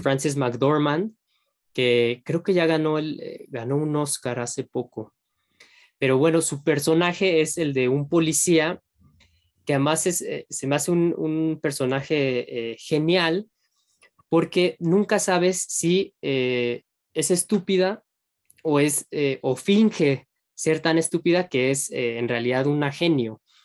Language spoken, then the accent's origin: Spanish; Mexico; uno como mexicano